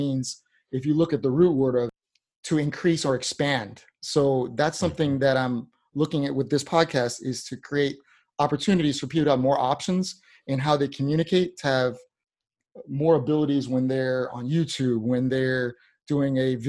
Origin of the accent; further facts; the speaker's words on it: Tampa, Florida, United States; moved away; I'm from originally from Tampa. I grew up over there.